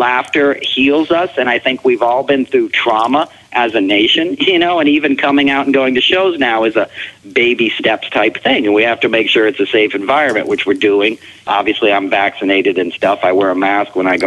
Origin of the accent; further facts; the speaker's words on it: Hyattsville, Maryland, United States; also born or lived in Chestertown, Maryland; now in New York City, United States; I grew up in PG in a multiracial neighborhood outside of the University of Maryland in like Hyattsville, Maryland in the 70s and 80s.